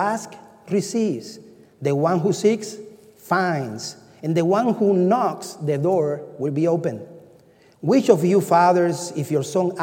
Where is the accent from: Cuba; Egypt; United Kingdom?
Cuba; moved away; I'm from Cuba